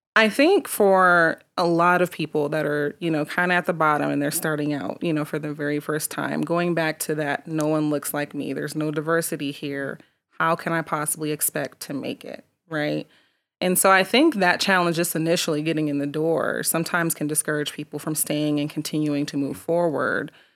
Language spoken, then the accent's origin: English; Colorado Springs, Colorado, United States; I was born in Colorado Springs